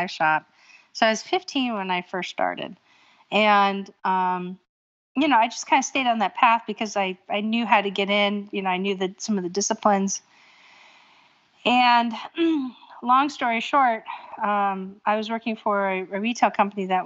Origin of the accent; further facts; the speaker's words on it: Erie, Pennsylvania, United States; moved away as an adult; also born or lived in New England / Hawaii; now in Norfolk, United States; I was born and raised in Erie, Pennsylvania